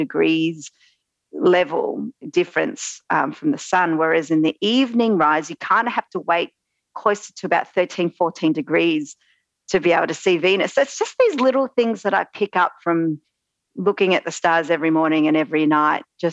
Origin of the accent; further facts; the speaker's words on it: Australia; accent: Australian; also born or lived in central Victoria; you might be able to tell from my accent, I am Australian